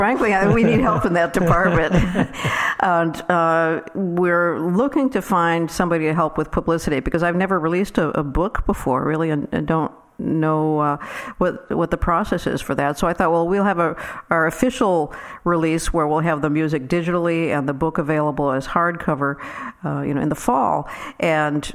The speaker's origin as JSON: {"language": "English", "town": "Downers Grove", "region": "Illinois", "country": "United States", "tie": "born or raised there", "moved": "yes", "lives_now": "Nashville, United States", "said": "Downers Grove, Illinois is my hometown"}